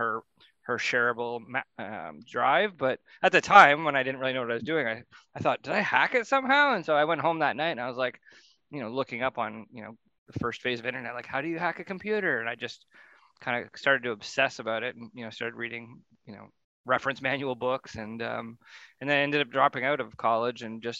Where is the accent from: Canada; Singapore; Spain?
Canada; Ontario; I grew up in Ontario